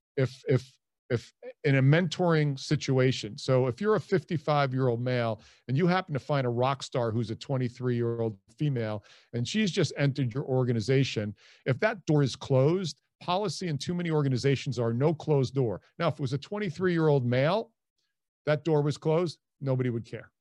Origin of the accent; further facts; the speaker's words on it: Hicksville, New York, United States; moved away as an adult; also born or lived in Dayton, Ohio; I'm originally from Hicksville, New York, which is on Long Island. Uh, grew up there